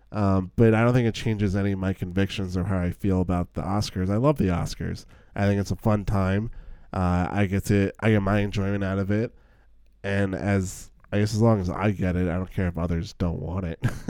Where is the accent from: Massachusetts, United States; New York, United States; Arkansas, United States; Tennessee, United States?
New York, United States; near West Point; West Point, which is actually near where I grew up.